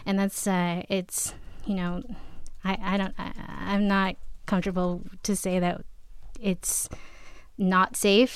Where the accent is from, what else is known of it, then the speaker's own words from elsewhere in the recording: New York, United States; moved away as an adult; now in Massachusetts, United States; I am originally from New York